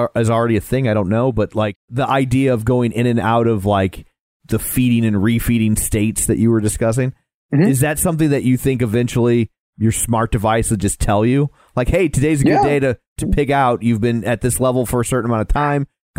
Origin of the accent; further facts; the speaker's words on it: Ireland; I'm Irish. You know what we invented? Shitty poetry.